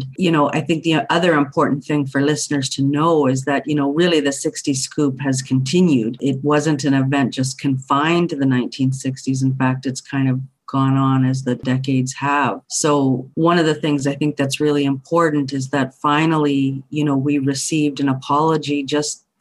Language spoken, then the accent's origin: English; Thunder Bay, Ontario, Canada; moved away as an adult; now in British Columbia, Canada; I grew up in Thunder Bay, Ontario